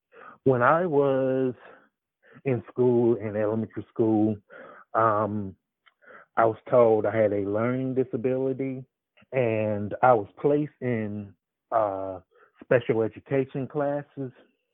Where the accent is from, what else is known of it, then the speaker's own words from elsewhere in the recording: Atlanta, Georgia, United States; I live in Atlanta, Georgia.